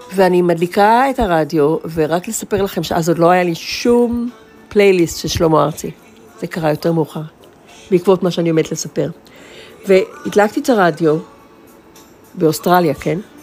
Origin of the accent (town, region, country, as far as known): Israel; first language Hebrew; moved away